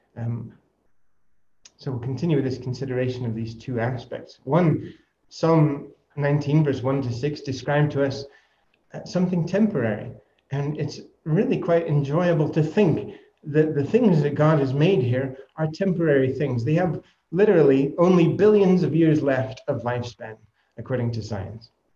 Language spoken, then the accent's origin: English; United States; I am American